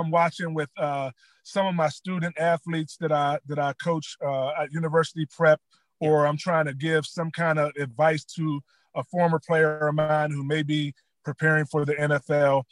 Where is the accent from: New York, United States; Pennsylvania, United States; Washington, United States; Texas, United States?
Pennsylvania, United States; West Mifflin; I grew up uh, in West Mifflin